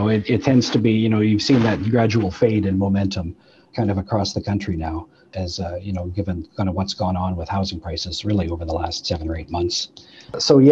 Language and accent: English; Manitoba, Canada; I'm from Manitoba